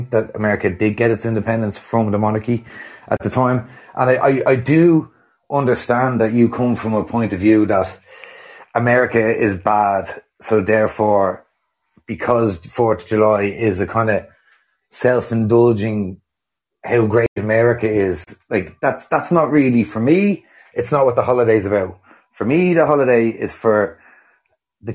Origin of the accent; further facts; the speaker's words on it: Ireland; I'm an Irishman.